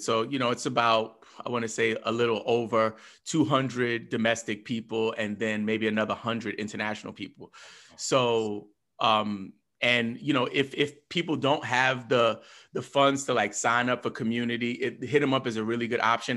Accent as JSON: {"language": "English", "region": "New York", "country": "United States", "said": "me as a New Yorker"}